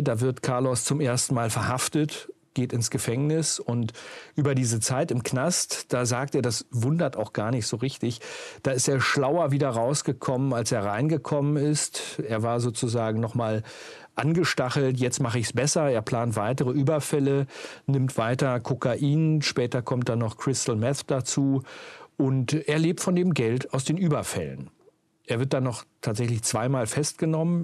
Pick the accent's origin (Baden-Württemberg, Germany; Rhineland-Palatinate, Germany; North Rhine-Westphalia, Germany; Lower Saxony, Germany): Lower Saxony, Germany; Uelzen; ich bin ja groß geworden in Uelzen, im sogenannten Zonenrandgebiet.